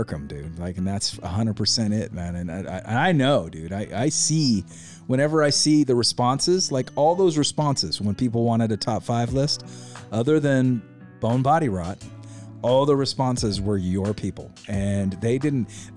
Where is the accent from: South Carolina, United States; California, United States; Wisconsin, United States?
California, United States; Ione; I was also from Ione